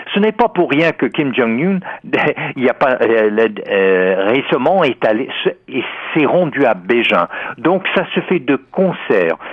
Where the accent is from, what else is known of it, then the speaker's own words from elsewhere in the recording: United States; moved away; en tant qu'Américain et ancien moi-même de l'Université de Californie à Berkeley